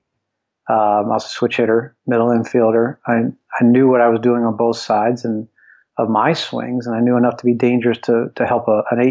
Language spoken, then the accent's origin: English; Philadelphia, Pennsylvania, United States; also born or lived in Cincinnati; I always aspired to be an NHL hockey player growing up in Philadelphia